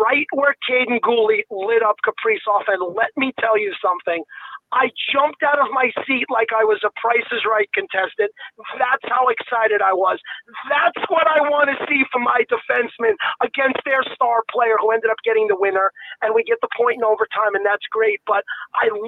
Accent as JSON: {"language": "English", "region": "New York", "country": "United States", "also_born_or_lived": "Montreal (family)", "moved": "as an adult", "lives_now": "Minnesota, United States", "said": "I'm originally from New York. I worked for WFAN"}